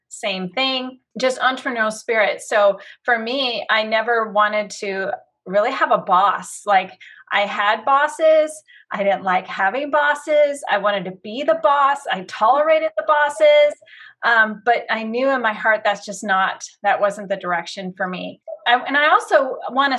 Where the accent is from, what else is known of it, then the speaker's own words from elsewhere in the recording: Battle Ground, Washington, United States; I have lived in this cute little town called Battleground for most of my life, moved here when I was 3